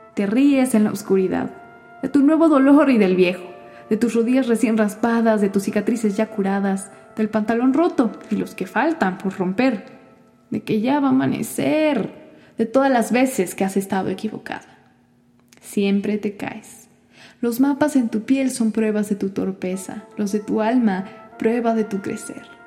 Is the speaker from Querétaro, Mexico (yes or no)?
no; Mexico City, Mexico; also born or lived in Kingston; tengo veintiséis años y soy de la Ciudad de México